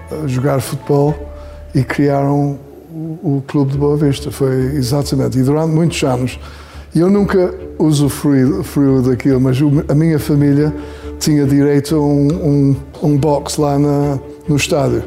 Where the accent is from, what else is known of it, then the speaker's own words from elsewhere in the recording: Porto, Norte, Portugal; Eu, eu nasci cá, cá no Porto